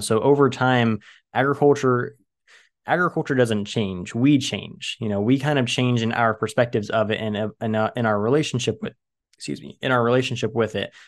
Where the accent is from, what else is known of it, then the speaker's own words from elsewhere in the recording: Central Valley of California, United States; I live in the Central Valley of California. I'm at the bottom of the biggest bowl in California, and my hometown used to be the bottom of a giant lake